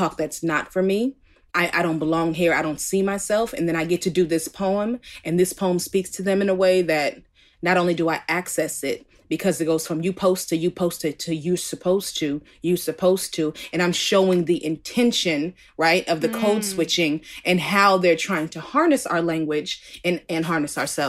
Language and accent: English; Oakland, California, United States; I'm from Oakland, California originally. Born in Alta Bates